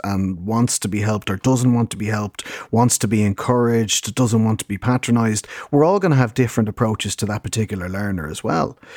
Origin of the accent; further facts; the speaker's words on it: Dublin, Leinster, Ireland; We're both Dublin born and raised Irish speakers